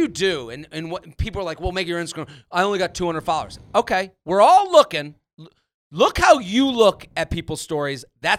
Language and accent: English; Boston, Massachusetts, United States; I'm from New England. I'm from Boston.